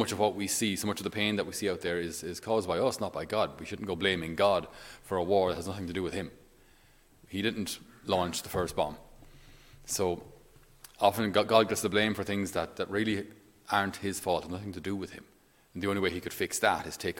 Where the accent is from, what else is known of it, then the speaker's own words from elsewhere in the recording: Ireland; I'm Irish